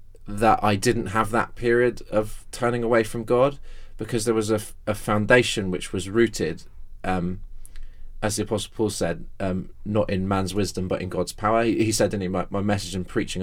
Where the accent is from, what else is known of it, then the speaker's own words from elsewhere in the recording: Exeter, South West England, United Kingdom; the local church I was brought up in my hometown of Exeter